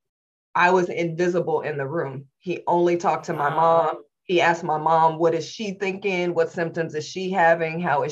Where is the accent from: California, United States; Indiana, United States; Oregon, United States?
Indiana, United States; Indianapolis; I was born and raised in Indianapolis, Indiana in the late 70s, early 80s